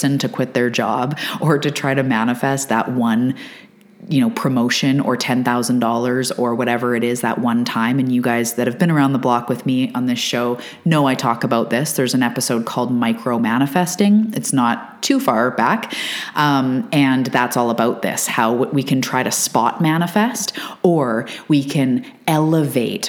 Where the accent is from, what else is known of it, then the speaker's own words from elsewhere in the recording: Canada; I'm a Canadian